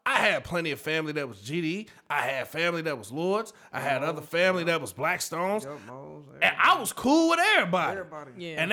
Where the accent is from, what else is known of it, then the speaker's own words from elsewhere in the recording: North Chicago, Illinois, United States; I'm born and raised in North Chicago.